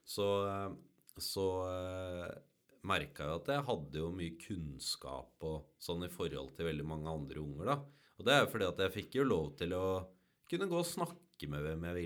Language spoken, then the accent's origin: Norwegian; Hamarøy, Nordland, Norway; Jeg vokste opp i fjærsteinene utafor Hamarøya.